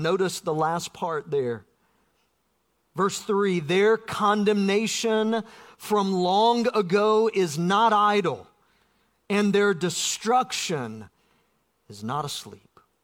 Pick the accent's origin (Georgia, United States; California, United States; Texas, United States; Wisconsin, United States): Georgia, United States; South; Growing up in South Georgia